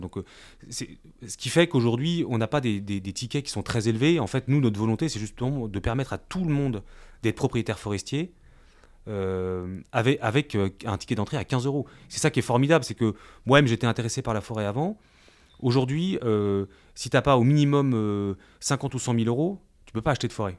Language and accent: French; Brest, Brittany, France; chez nous en Bretagne